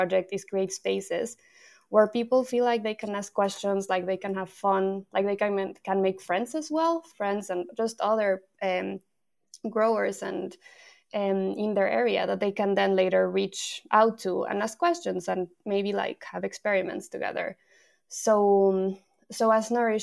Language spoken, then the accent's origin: English; Mexico; moved away as an adult; also born or lived in France / Brighton; now in Edinburgh, United Kingdom; So I'm from Mexico. I moved away from Mexico 10 years ago, but I first moved to France.